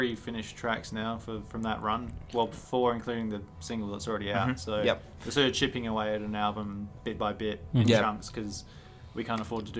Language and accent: English; Adelaide, South Australia, Australia; born or raised there